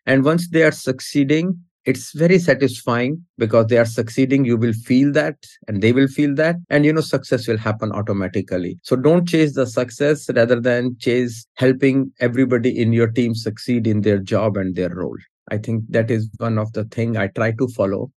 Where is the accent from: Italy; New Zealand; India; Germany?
India; now in United States; I was born in India. I moved to US in 94.